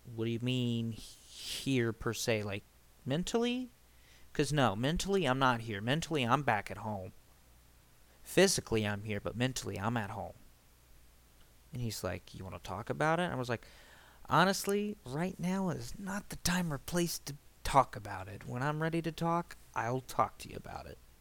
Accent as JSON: {"language": "English", "town": "Springfield", "region": "Ohio", "country": "United States", "tie": "born or raised there", "said": "junior year where I moved away from Springfield altogether and started going to another high school. By the way, it's Springfield, Ohio, not Springfield, Illinois. I live in Ohio"}